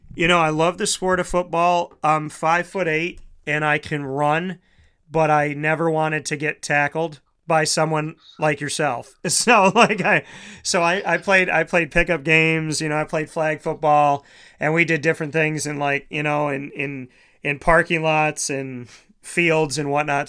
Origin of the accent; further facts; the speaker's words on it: Syracuse, New York, United States; also born or lived in Scranton, Pennsylvania / Florida; I was born and raised in Syracuse